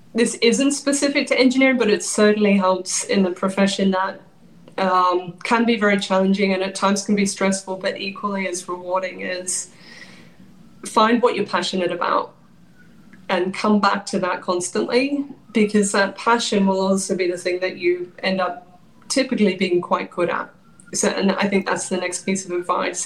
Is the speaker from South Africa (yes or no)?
no; Australia; moved away as an adult; also born or lived in London, United Kingdom; now in New York, United States; I moved over 20 years ago from Australia to London